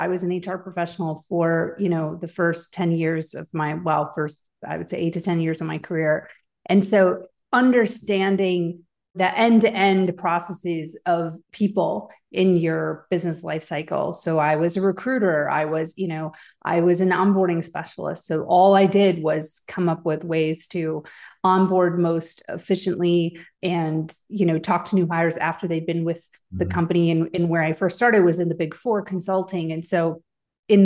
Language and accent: English; Chicago, Illinois, United States; also born or lived in Wisconsin / Tennessee; I split my time between the Midwest in the Chicago and Wisconsin area and where my father was in Tennessee. So I had sort of split my time between both places.